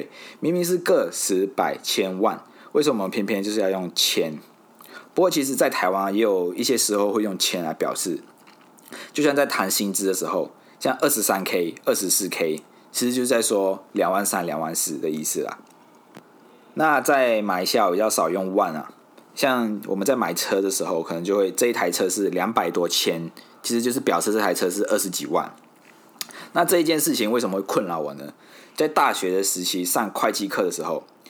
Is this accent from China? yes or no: yes; Fuzhou, Fujian, China; accent: Fuzhounese; 因为我是福州人，那我们的方言是福州话，所以当我在讲台语的时候，有可能会用到一些福州话的音